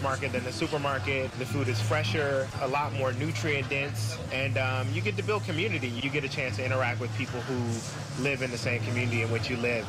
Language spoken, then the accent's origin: English; Memphis, Tennessee, United States; now in Oakland, United States; I grew up in Memphis, Tennessee